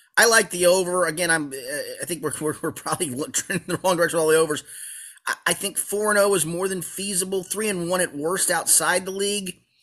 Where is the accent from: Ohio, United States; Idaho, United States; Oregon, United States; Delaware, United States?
Ohio, United States; Cincinnati; I grew up in Cincinnati